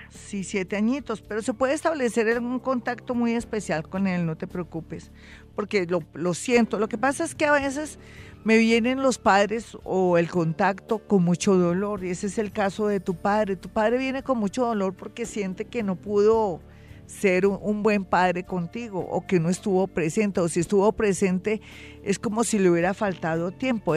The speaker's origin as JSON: {"language": "Spanish", "country": "Colombia"}